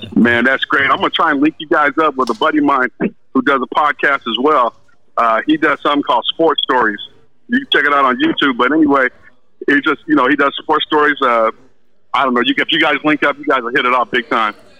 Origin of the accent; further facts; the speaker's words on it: Los Angeles, California, United States; I'm from Venice